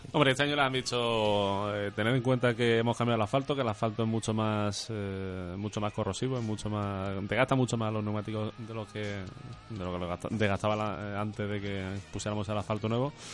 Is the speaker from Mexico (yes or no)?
no; Spain; nosotros como españoles